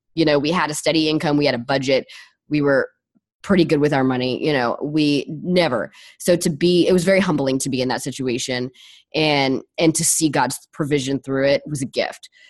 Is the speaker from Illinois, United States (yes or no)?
no; Los Angeles, California, United States; moved away; I'm from Los Angeles